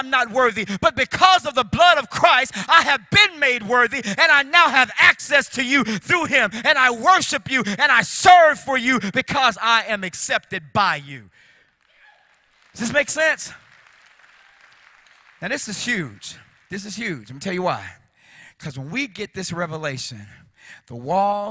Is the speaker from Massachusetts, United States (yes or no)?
no; Chicago, Illinois, United States; I grew up in Chicago